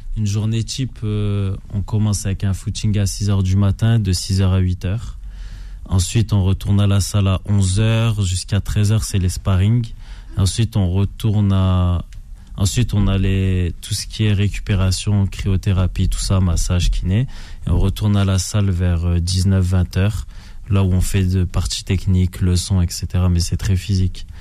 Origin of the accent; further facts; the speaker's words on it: France; moved away as an adult; also born or lived in Canada; Moi, j'ai quitté la France euh, il y a 12 ans maintenant.